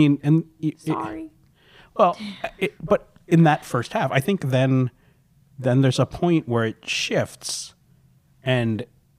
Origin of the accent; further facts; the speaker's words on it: New Jersey, United States; I'm a huge … fan. I'm from Jersey.